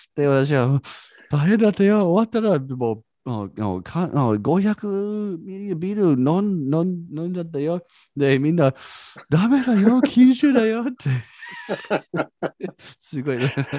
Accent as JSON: {"language": "Japanese", "country": "United States", "second_language": "Japanese", "moved": "yes", "lives_now": "Japan", "said": "私はアメリカ人だから"}